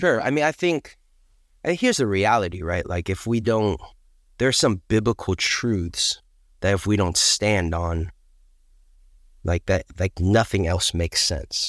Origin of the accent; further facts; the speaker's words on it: Pleasanton, California, United States; I grew up in Pleasance in California.